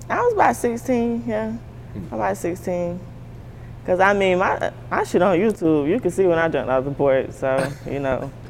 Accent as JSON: {"language": "English", "town": "Jacksonville", "region": "Florida", "country": "United States", "tie": "born or raised there", "said": "growing up in Jacksonville, I used to fight a lot."}